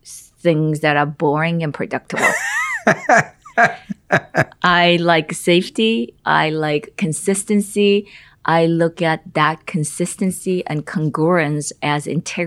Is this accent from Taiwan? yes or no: no; South Korea; English is a second language; moved away as an adult; now in United States; I grew up in South Korea